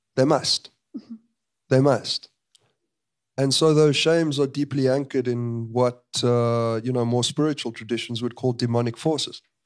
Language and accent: English; South Africa